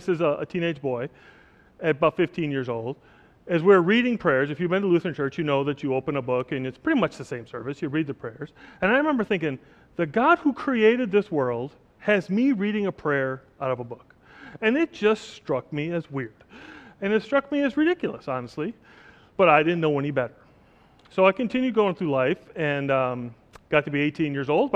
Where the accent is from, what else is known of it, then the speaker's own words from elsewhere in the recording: Oshkosh, Wisconsin, United States; moved away as an adult; also born or lived in the Caribbean; now in Oshkosh, United States; I was born and raised in Oshkosh, Wisconsin